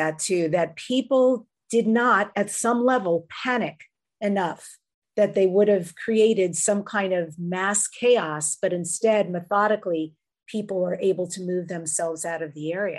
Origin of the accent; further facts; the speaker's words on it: United States; I have spent a lot of time myself in Canada, being an American